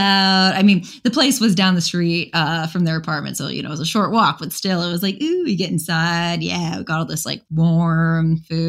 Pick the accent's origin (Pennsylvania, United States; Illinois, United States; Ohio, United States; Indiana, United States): Illinois, United States; Chicago; I grew up around Chicago.